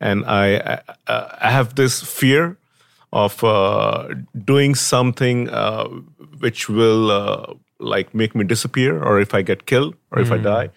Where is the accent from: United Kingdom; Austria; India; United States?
India; I'm from India